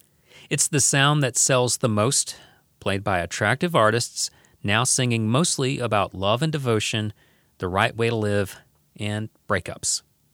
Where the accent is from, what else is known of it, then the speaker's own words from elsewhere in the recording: the South, United States; accent: Southern; So at an early age, I don't know if I was even conscious of it, but I downplayed my Southern accent.